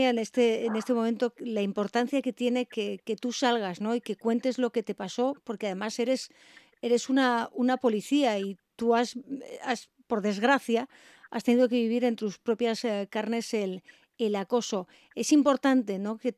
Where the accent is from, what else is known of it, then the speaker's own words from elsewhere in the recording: Tarragona, Catalonia, Spain; moved away as an adult; now in Asturias, Spain; soy un pueblo de Tarragona, de Ascón. De un pueblo de Tarragona.